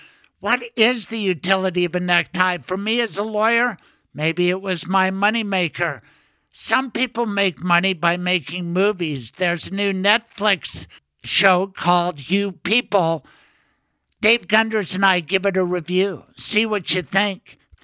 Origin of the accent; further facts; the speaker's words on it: Denver, Colorado, United States; You represent my hometown, Denver, East Denver.